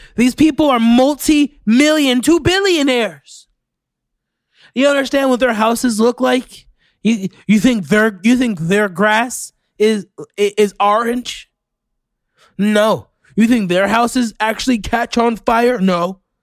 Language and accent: English; Orlando, Florida, United States; you had a crash land in my hometown. That's where I'm from.